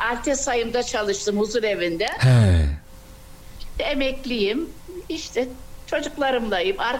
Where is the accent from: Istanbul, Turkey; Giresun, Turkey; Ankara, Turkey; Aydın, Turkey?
Giresun, Turkey; now in Germany; ben Giresunluyum.